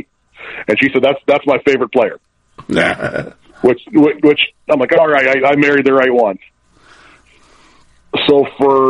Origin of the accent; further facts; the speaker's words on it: Midwest, United States; I'm pretty much, smack dab in the middle of the Midwest and in the Quad Cities. We, two cities in Illinois, two cities in Iowa, right on the Mississippi River. And as a kid, there was no hockey anywhere to be found around here.